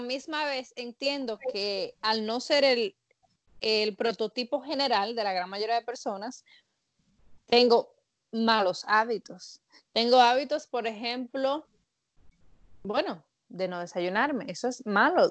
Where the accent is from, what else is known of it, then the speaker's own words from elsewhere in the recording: Dominican Republic; Yo soy dominicana